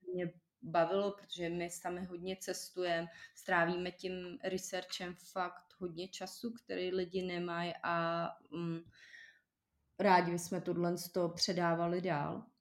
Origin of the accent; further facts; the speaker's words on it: Czechia; my Češi